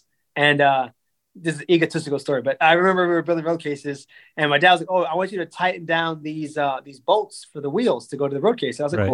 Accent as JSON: {"language": "English", "town": "Silver Lakes", "region": "Florida", "country": "United States", "tie": "born or raised there", "said": "I grew up in Silver Lakes"}